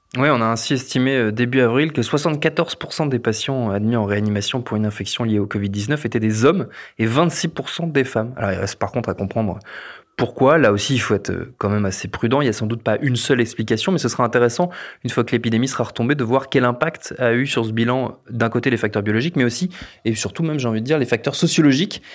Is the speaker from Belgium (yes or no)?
no; France; chez nous en France